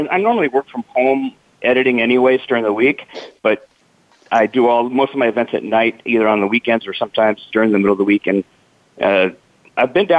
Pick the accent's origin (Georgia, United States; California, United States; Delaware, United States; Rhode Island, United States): California, United States; Glendale; moved away as an adult; also born or lived in Arizona; I was born and raised in Glendale out there in the valley